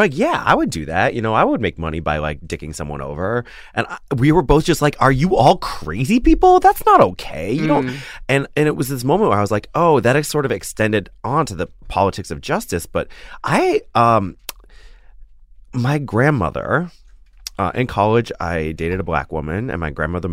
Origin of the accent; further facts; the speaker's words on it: Washington, United States; also born or lived in Minnesota; where I grew up in Washington